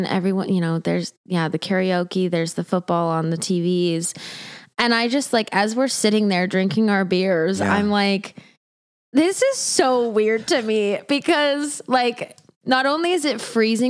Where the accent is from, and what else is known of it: Montana, United States; born or raised there; moved away